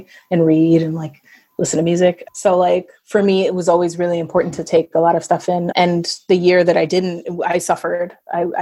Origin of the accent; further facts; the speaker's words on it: New York City, New York, United States; I grew up in New York City